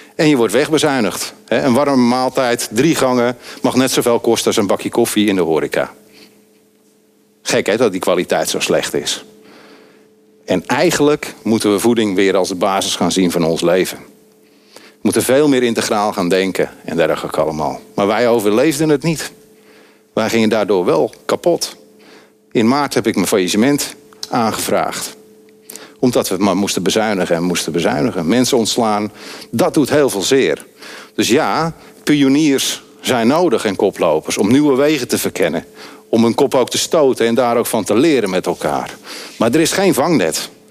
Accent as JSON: {"language": "Dutch", "town": "Andijk", "region": "North Holland", "country": "Netherlands", "tie": "born or raised there", "said": "ik ben opgegroeid in Andijk"}